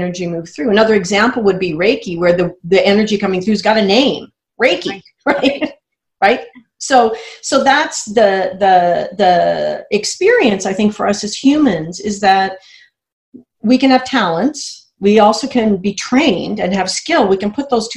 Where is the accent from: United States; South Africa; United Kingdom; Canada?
United States; I'm American